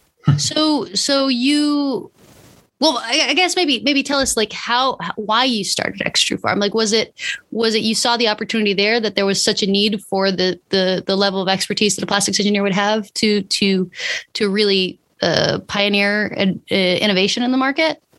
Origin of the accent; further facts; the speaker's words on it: San Francisco, California, United States; my hometown, San Francisco